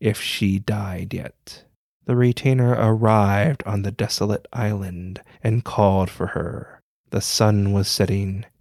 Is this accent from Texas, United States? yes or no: no; Hawaii, United States; I'm a Hawaiian Asian